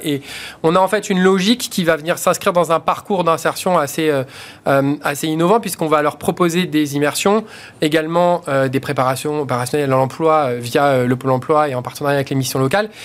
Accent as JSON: {"language": "French", "town": "Vitry-sur-Seine", "region": "Île-de-France", "country": "France", "tie": "born or raised there", "said": "j'ai grandi à Vitry-sur-Seine, donc euh, quelque part, les quartiers, euh, j'ai grandi dedans."}